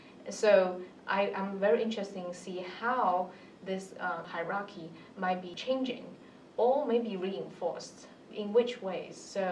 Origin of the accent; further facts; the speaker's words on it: Shanghai, China; I'm from Shanghai, but I grew up in Pudong.